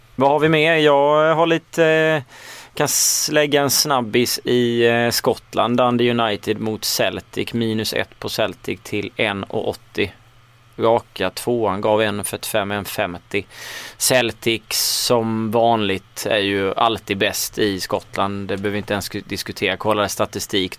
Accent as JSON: {"language": "Swedish", "region": "Småland", "country": "Sweden", "accent": "Småländska", "said": "jag sitter i alla fall med min småländska stämma"}